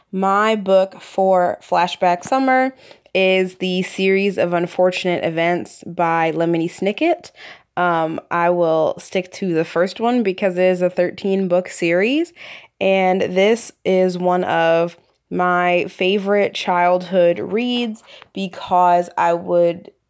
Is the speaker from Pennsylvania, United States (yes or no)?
yes; Philadelphia, Pennsylvania, United States; from Philadelphia